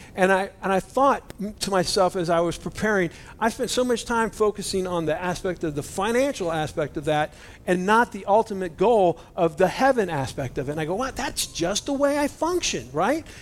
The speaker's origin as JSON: {"language": "English", "country": "United States", "said": "I'm an American Christian. You know, we're American Christians."}